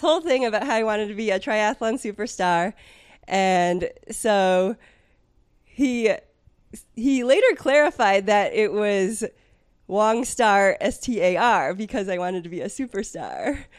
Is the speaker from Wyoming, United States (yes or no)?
no; San Francisco Bay Area, California, United States; moved away as an adult; now in Delaware, United States; I grew up in the San Francisco Bay Area